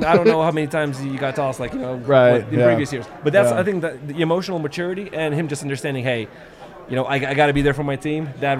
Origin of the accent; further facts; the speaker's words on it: Lithuania; moved away as an adult; now in Colorado, United States; It couldn't be more different from where I'm from Lithuania.